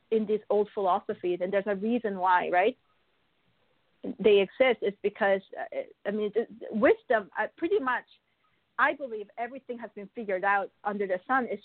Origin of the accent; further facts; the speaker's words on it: Buenos Aires, Argentina; also born or lived in Korea; now in Canada; I, I was born in Korea, but I was also raised in Buenos Aires, in Argentina and then I moved to Canada.